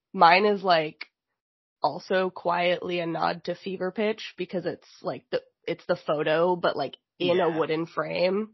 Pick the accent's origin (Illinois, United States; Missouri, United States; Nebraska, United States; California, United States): Illinois, United States; suburbs of Chicago; moved away; also born or lived in New York / East Boston; I grew up in the Midwest. Like, I lived the largest chunk of my life that's not New York in the suburbs of Chicago.